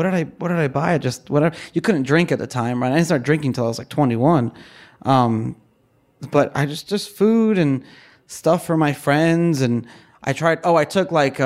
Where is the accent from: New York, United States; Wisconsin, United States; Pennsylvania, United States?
New York, United States; New York City; we were upper middle class growing up in Brooklyn